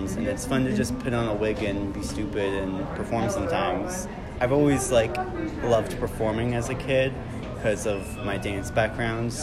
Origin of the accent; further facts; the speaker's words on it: Delaware, United States; I'm 16 currently, and I'm from Delaware.